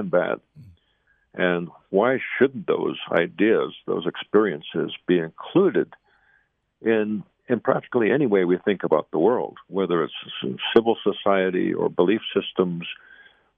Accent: Zuni, New Mexico, United States; I'm here on the Zuni Reservation, my hometown

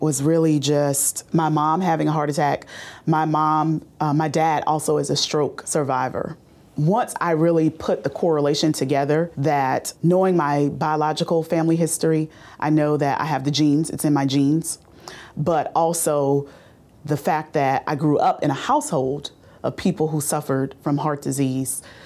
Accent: Bowman, South Carolina, United States; I grew up in Orangeburg County um, near a small town called Bowman, South Carolina.

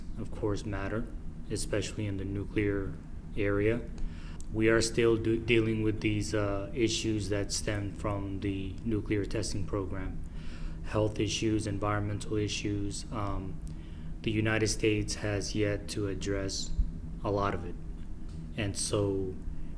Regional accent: Marshall Islands; I'm from the Marshall Islands.

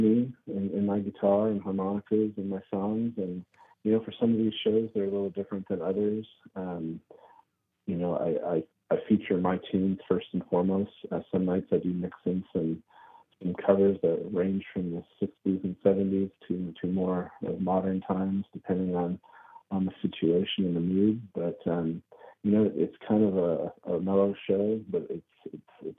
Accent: Cranberry Lake, New York, United States; now in California, United States; I grew up in Cranberry Lake, New York, up in the Adirondack State Park, way up north.

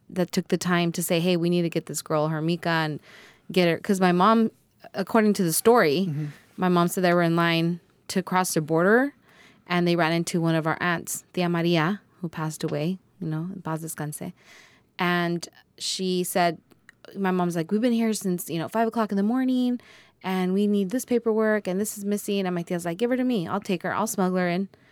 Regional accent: Lavadio, California, United States; also born or lived in Mexico; Growing up in Lavadio, like you said, my mom and dad didn't go to college

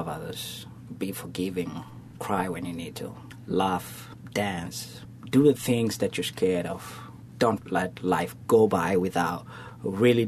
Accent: Nairobi, Kenya; now in Southwest Florida, United States; born in Africa, Kenya. I'm a city boy, so I was raised in Nairobi

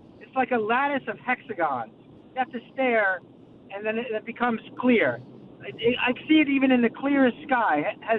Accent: New York City, New York, United States; I'm actually driving, but I'm from Queens.

